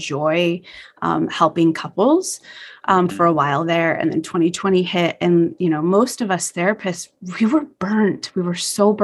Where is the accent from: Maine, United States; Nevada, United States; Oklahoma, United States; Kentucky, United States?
Nevada, United States; Las Vegas; growing up in Las Vegas